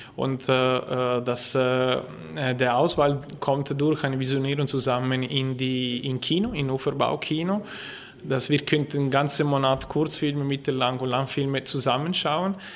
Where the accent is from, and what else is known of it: Ticino, Switzerland; German is a second language